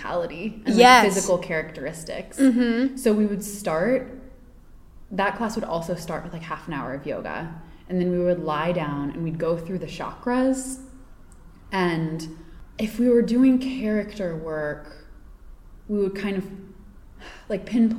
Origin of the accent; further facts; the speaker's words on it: Virginia, United States; moved away as an adult; also born or lived in Boston / Peru / Spain / New York; now in Los Angeles, United States; I'm from Virginia.